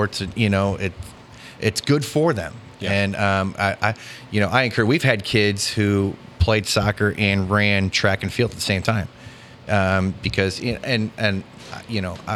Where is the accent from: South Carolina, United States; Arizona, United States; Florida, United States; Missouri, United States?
Missouri, United States; St. Louis; coming from, the St. Louis area and how I grew up in the Busch soccer club